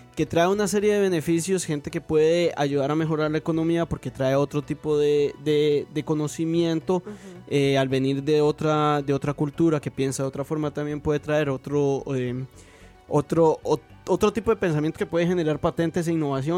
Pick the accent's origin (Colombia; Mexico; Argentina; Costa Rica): Costa Rica; como simple costarricense